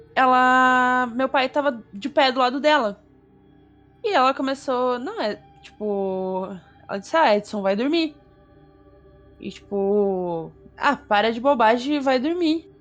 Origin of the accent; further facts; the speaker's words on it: South Region, Brazil; eu sou sulista